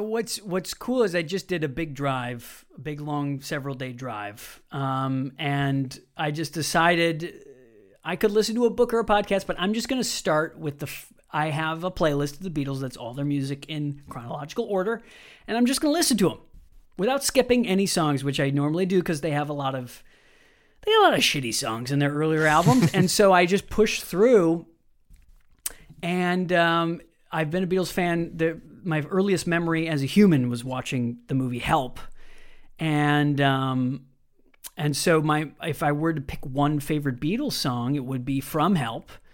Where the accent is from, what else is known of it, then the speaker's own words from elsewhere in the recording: Wisconsin, United States; I grew up in Wisconsin, America's Dairy Land